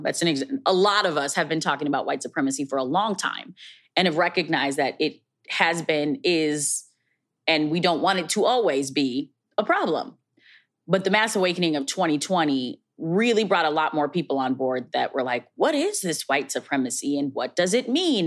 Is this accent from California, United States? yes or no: no; Minneapolis, Minnesota, United States; based in my hometown, Minneapolis, Minnesota.